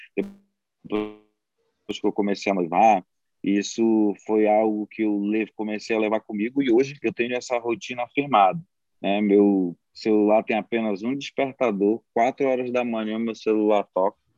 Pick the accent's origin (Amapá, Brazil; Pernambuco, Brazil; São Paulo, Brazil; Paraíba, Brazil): Amapá, Brazil; moved away as an adult; now in Maranhão, Brazil; Eu sou do Amapá, mas moro aqui no Maranhão já há 10 anos